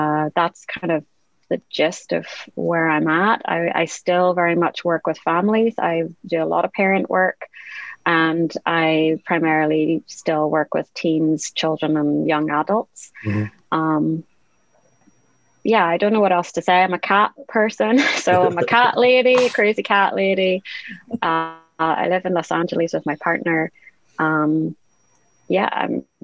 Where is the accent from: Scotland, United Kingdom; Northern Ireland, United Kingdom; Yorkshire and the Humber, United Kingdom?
Northern Ireland, United Kingdom; I'm from Northern Ireland.